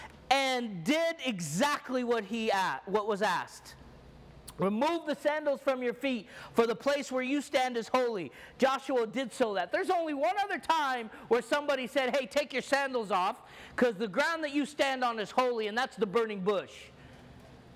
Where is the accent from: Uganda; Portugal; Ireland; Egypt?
Egypt; I'm Egyptian, and I grew up in the Orthodox Church